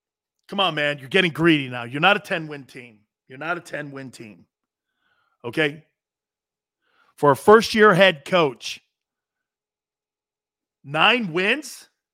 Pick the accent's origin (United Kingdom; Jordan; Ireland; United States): United States; East Coast; See, that's all that East Coast stuff. I love it. I'm from the East Coast, as you could tell.